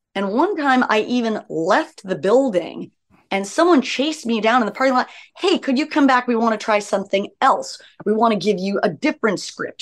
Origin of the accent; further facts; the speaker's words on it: Los Angeles, California, United States; I was raised by hippies in Laurel Canyon.